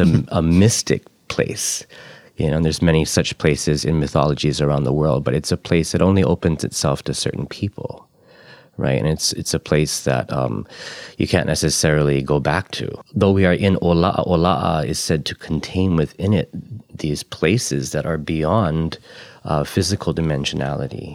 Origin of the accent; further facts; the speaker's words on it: Ko'olaupoko, Oahu, Hawaii, United States; now in Puna, Hawaii, United States; I've only been here about a dozen or so years. I'm from Ko'olaupoko on Oahu.